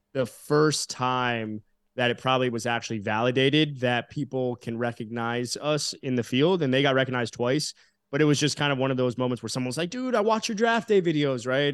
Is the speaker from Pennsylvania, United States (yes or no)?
no; South Florida, United States; growing up in South Florida, I was friendly with a lot of you know my school had a lot of athletes